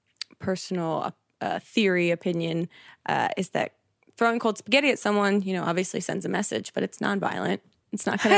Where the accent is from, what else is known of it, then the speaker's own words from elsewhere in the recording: New Jersey, United States; now in Los Angeles, United States; Because I'm from the East Coast, so is Jack. We're both from a town over from each other in New Jersey.